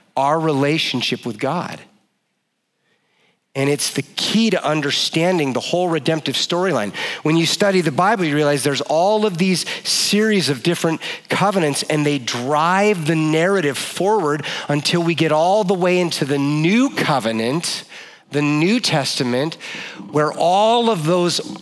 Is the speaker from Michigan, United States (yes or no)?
no; Oregon, United States; I grew up in Oregon and I'm a child of the 80s.